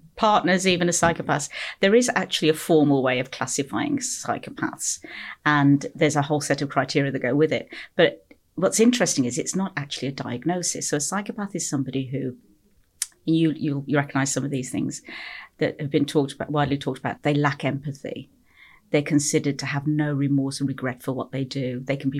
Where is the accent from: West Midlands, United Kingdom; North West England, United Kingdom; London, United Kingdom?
West Midlands, United Kingdom; Stourbridge; moved away as an adult; also born or lived in Kingswinford / Liverpool; I grew up in the Midlands here in the UK, Stourbridge. That area just outside Birmingham